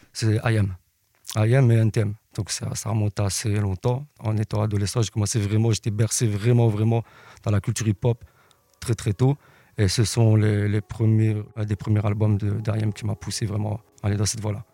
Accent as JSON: {"language": "French", "town": "Liège", "region": "Wallonia", "country": "Belgium", "said": "je viens de Liège."}